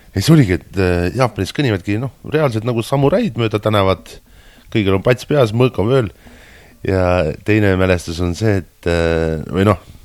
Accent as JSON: {"language": "Estonian", "country": "Estonia", "moved": "as an adult", "lives_now": "Japan", "said": "mina olen sealt pärit"}